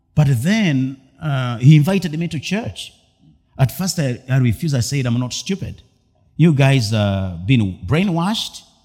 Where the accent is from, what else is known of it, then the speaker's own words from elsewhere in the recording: Masaka, Central Region, Uganda; I grew up in the village, Rio deep down in my own community in Masaka.